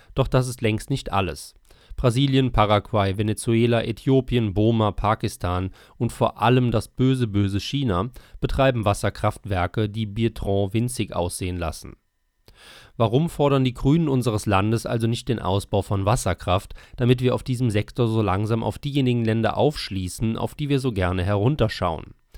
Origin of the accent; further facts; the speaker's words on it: Bietigheim-Bissingen, Baden-Württemberg, Germany; In meinem Heimatdorf Bietigheim-Bissingen